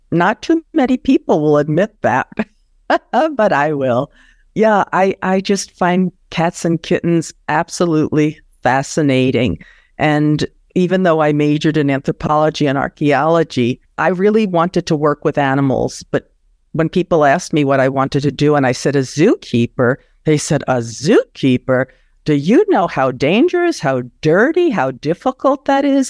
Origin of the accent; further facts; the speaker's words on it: New York, United States; I grew up in New York